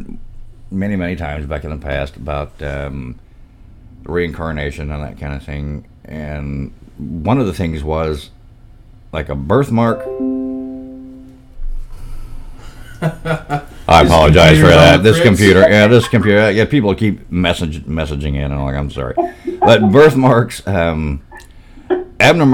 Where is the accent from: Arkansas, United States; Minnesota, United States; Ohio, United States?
Arkansas, United States; Pine Bluff; I'm from Pine Bluff, Arkansas